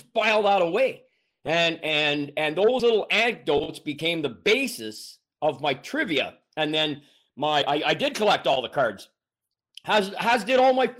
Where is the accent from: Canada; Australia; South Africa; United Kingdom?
Canada; Ontario; also born or lived in Montreal, Quebec; I was born in Montreal. I lived the first 7 years of my life in the province of Quebec. And when we moved to where I say I grew up, which is a rural road about 30 miles south of Ottawa